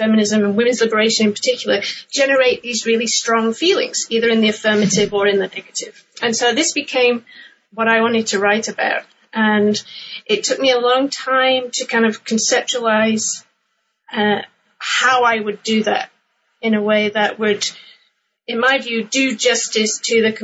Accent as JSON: {"language": "English", "region": "England", "country": "United Kingdom", "tie": "born or raised there", "moved": "yes", "said": "I'm originally from England, and I grew up in the UK in the 1980s"}